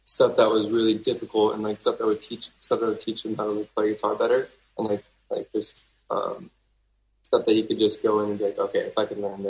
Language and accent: English; Hawaii, United States; I was born in Hawaii